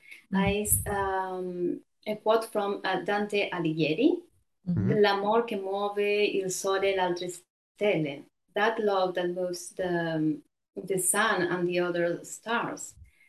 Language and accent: English; Buenos Aires, Argentina; now in Genoa, Italy; So Buenos Aires, in three words, political, cosmopolitan, masculine. It's a very masculine city.